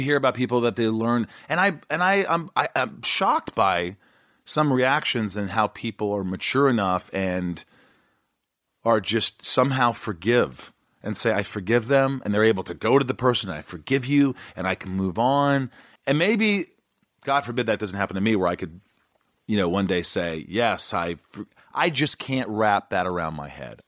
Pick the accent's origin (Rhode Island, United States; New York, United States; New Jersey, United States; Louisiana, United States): New York, United States; I'm a New Yorker